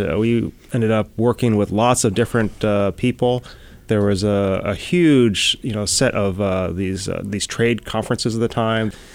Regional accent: Chicago, Illinois, United States; moved away as an adult; also born or lived in Boston; now in California, United States; I grew up in Chicago

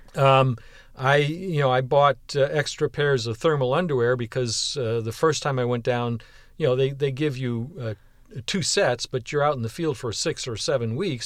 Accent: Western New York, United States; now in Houston, United States; I was born and raised in Western New York

